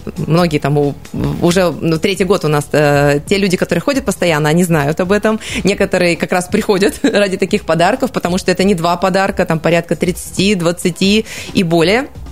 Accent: Siberia, Russia; also born or lived in Krasnoyarsk; мы, естественно, сибиряки

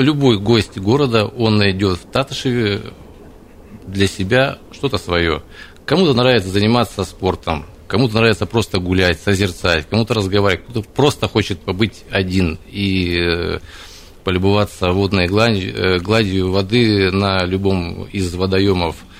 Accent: Krasnoyarsk, Krasnoyarsk Krai, Russia; я сам красноярец. Я родился и вырос в Зеленой Роще

